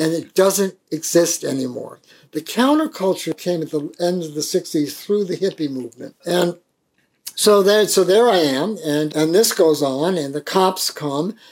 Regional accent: Riverside, Rhode Island, United States; moved away; also born or lived in New York City; as a white, working class, Irish-English kid, Roman Catholic from Rhode Island, from Riverside, Rhode Island

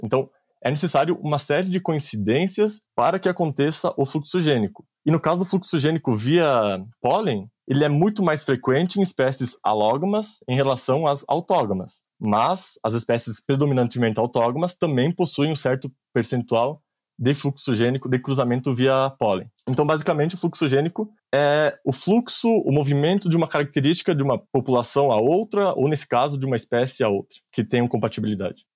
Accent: Anta Gorda, Rio Grande do Sul, Brazil; moved away as an adult; also born or lived in Colorado, United States; eu sou natural de Antagorda, no Rio Grande do Sul

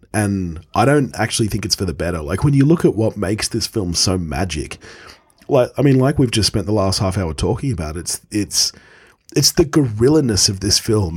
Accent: Australia; as an Australian

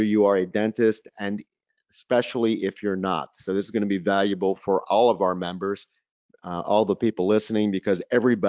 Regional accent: North Carolina, United States; my home state, North Carolina

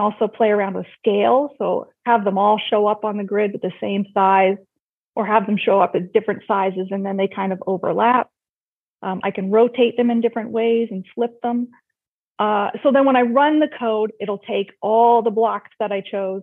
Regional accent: Lindsay, Ontario, Canada; I grew up in a small town not far from Toronto, so about an hour away, called Lindsay, Ontario.

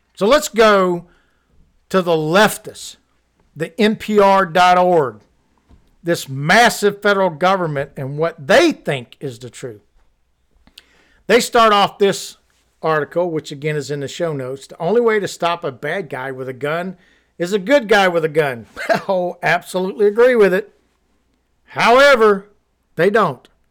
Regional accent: Missouri, United States; I'm from Missouri

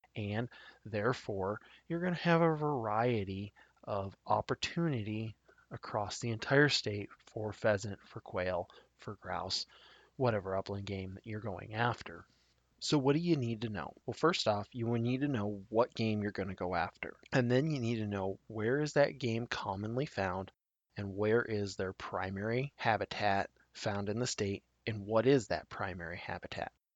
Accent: Tri Cities area, south central Nebraska, United States; I grew up in the south central part of the state particularly in the area called the Tri Cities area. The Tri Cities are Grand Island, Hastings, and Kearney

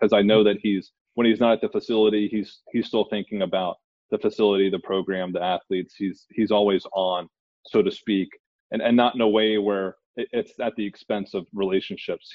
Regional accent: Tennessee, United States; Tennessee's my home state

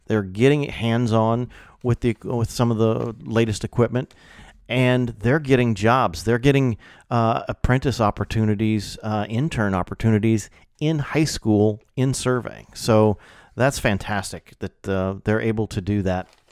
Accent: Illinois, United States; moved away; growing up in Illinois, most, you know, all my career has been in Illinois

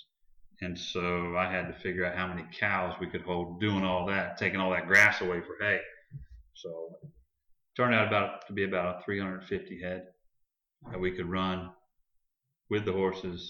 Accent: DeLand, Florida, United States; I was raised in D-Land, Florida

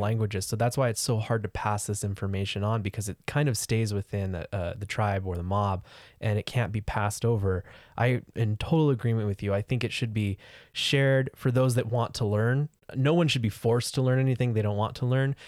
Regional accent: California, United States; moved away as an adult; I grew up in California

